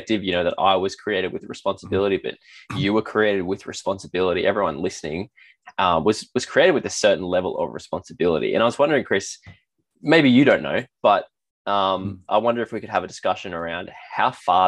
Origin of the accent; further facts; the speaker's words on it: Australia; an Australian